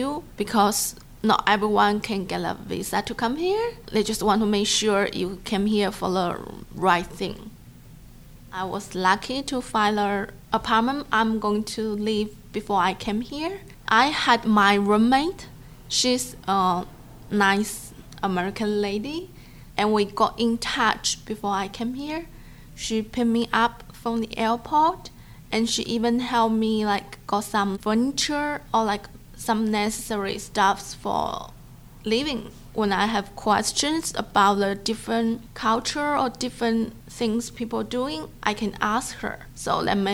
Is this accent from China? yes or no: yes; China; English is a second language; moved away as an adult; now in Pittsburgh, United States; I'm from China. I came here when I was 28 years old.